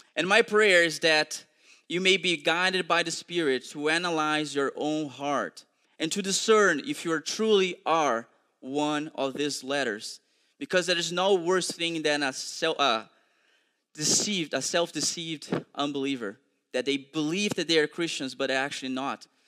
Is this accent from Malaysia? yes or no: no; Brazil; English is a second language; moved away; I'm also originally from Brazil